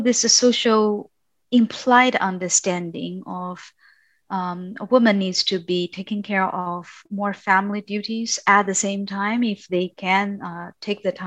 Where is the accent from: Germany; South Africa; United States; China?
China; moved away as an adult; also born or lived in Europe; I was born and raised in China